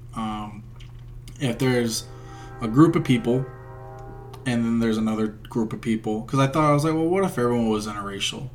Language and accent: English; United States; we're Americans